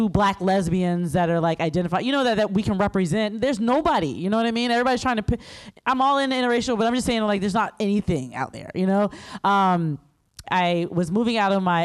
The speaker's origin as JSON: {"language": "English", "region": "South Carolina", "country": "United States", "said": "I'm from South Carolina"}